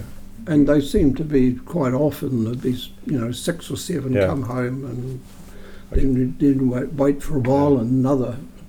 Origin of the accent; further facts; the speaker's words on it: Leeston, Canterbury, New Zealand; born there; I was born in Leeston because they were stationed in Leeston with the Salvation Army.